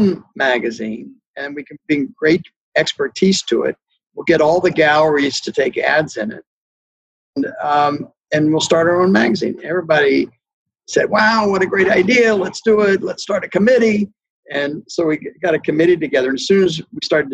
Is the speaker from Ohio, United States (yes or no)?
yes; Cincinnati, Ohio, United States; moved away; also born or lived in Philadelphia / New York City / Provincetown; I'm from Cincinnati